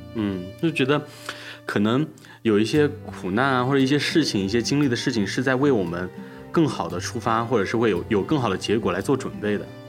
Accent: Anhui, China; 我是安徽的考生

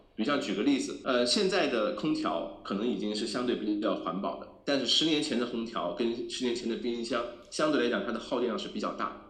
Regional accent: China; 我们中国人

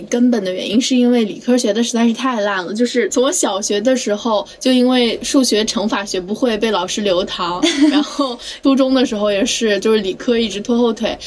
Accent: Anhui, China; moved away; 因为我老家是安徽的嘛

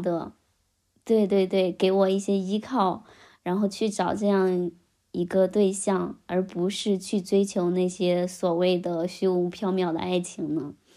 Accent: Xihua, Henan, China; 我们西华县逍遥镇

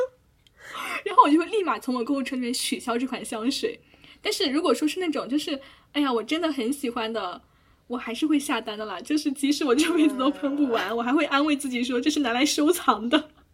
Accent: China; 我们这种身为中国人的使命感

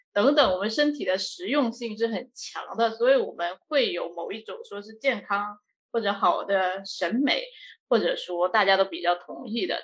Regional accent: China; 我们是中国人

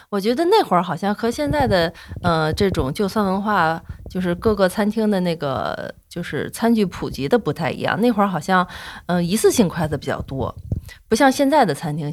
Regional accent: China; 我们中国人吃饭

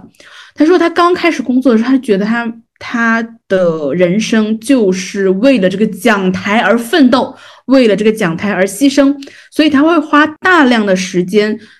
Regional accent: Jiangnan, China; accent: Jiangnan; 会有那种呃我们江南话讲打打流的那种呃同学

